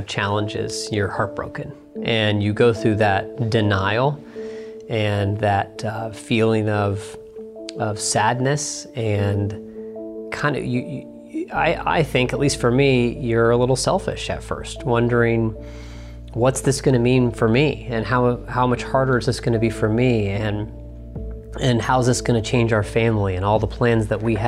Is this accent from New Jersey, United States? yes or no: no; Dayton, Ohio, United States; my hometown here in Dayton, Ohio